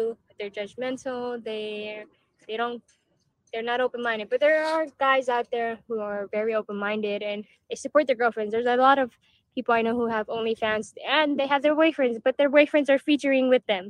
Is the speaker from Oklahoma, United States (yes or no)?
no; Texas, United States; I'm from Texas.